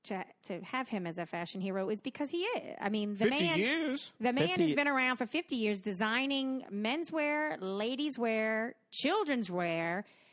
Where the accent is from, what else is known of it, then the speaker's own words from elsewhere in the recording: North Carolina, United States; moved away; growing up in small town North Carolina